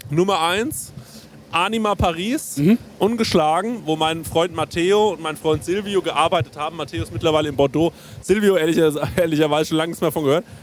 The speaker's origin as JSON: {"language": "German", "town": "Ingelheim", "region": "Rhineland-Palatinate", "country": "Germany", "said": "nee, nee, ich komme äh, aus Ingelheim, wo ihr äh, bei eurem anderen Podcast die Francesco-Pizza-Folge gedreht habt."}